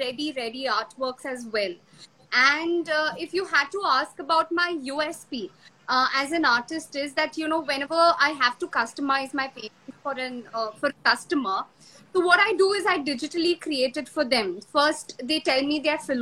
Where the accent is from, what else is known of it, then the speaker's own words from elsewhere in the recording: Bangalore, Karnataka, India; moved away as an adult; now in Mumbai, India; I'm basically from Bangalore. And my base is from there.